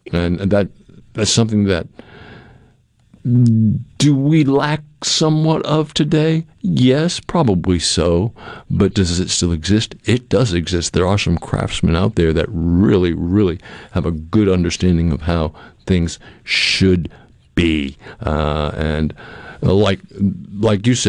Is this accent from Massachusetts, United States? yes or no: yes; Cape Cod, Massachusetts, United States; moved away; I grew up in Massachusetts on Cape Cod in a house that was being built in 1878